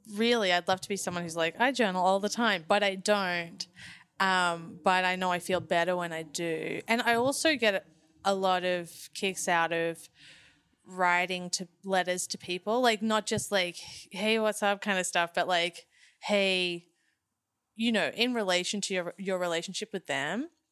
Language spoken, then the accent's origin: English; Phillip Island, Victoria, Australia; moved away; I grew up on Phillip Island